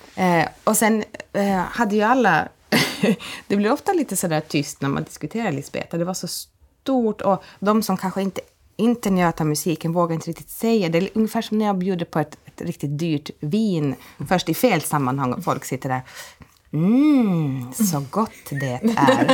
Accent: Åland Islands; som ålänning

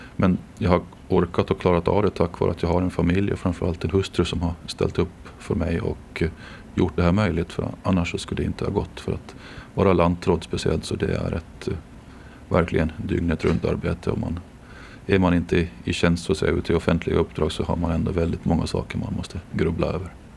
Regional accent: Jomala, Åland Islands; now in Mariehamn, Åland; jag är ju född och uppvuxen i Jomala

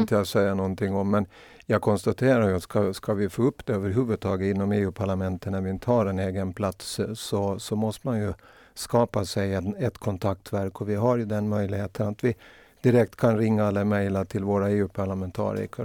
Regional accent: Åland Islands; jag är nog ålänning

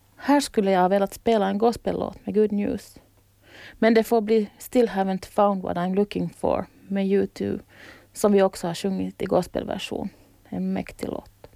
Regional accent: Kauniainen, Uusimaa, Finland; moved away as an adult; now in Åland, Finland; Jag föddes i Grankulla, en stad 15 kilometer utanför Helsingfors

